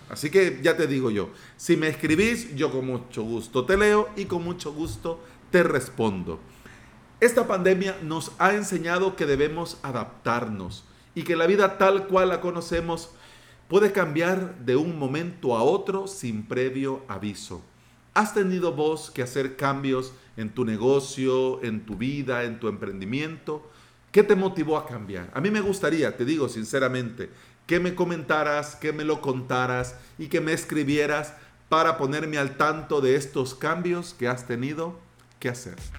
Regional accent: El Salvador; quiero hablar como salvadoreño a otros salvadoreños

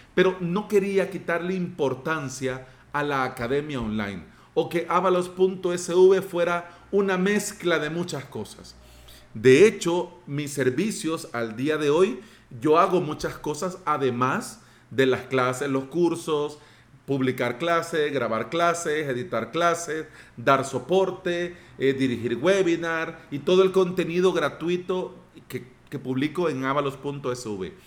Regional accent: El Salvador; quiero hablar como salvadoreño a otros salvadoreños

